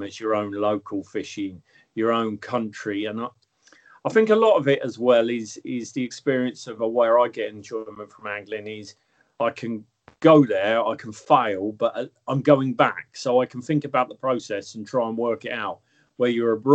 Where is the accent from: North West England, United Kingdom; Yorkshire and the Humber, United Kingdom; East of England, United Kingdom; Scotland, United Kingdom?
East of England, United Kingdom; Dunstable; moved away; also born or lived in Luton; I come from, I was born in Luton and I grew up most of my life in Dunstable, which is really next door to Luton.